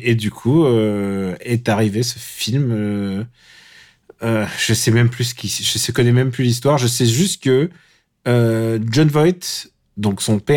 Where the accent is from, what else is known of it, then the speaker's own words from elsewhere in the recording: Normandy, France; c'est tout ce que je suis Normand, mec. Ah bon mais j'ai passé euh, une grande partie de mon enfance en Normandie.